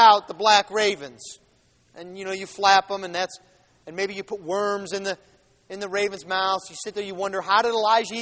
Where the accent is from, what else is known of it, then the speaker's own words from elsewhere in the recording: Buffalo, New York, United States; now in Jackson, United States; We're both from Buffalo